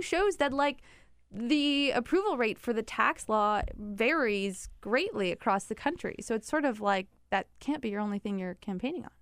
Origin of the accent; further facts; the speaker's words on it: Midwest, United States; I'm from the Midwest. My family's a Midwestern family